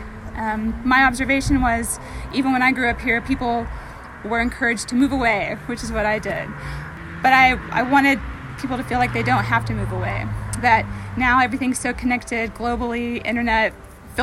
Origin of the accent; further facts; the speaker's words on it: Roane County, Tennessee, United States; moved away as an adult; When I first moved back home, I'm from this area originally. I'm from Roane County